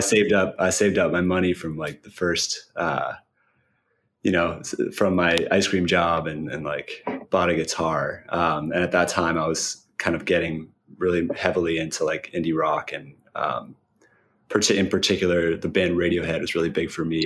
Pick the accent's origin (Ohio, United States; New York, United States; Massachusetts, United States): Massachusetts, United States; Cambridge; I um, grew up in Cambridge